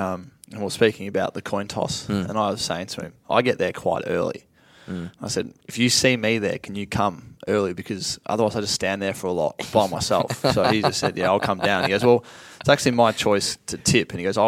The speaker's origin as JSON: {"language": "English", "town": "Sale", "region": "Victoria", "country": "Australia", "said": "I was from Sale and it was very hard for me to get to Canberra."}